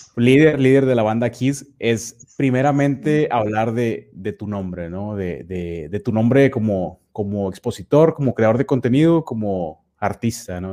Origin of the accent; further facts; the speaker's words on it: Nuevo Laredo, Tamaulipas, Mexico; also born or lived in Mexico City; yo soy precisamente de Nuevo Laredo, Tamaulipas, prácticamente toda mi vida